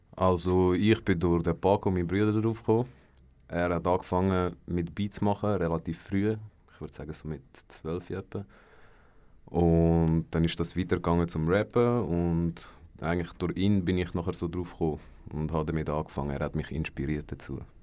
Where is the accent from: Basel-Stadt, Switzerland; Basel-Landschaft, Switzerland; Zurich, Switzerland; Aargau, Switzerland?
Aargau, Switzerland; Mellingen; ich komme aus Mellingen